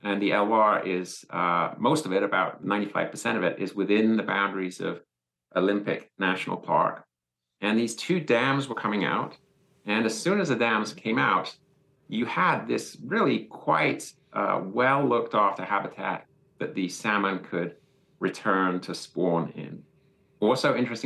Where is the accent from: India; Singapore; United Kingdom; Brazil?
United Kingdom; England; moved away as an adult; now in United States; I'm from England originally